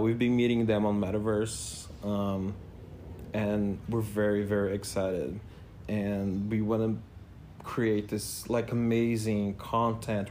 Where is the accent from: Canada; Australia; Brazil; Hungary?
Brazil; first language Portuguese; English is a second language; moved away; And, but in Brazil was funny. In Portuguese I was funny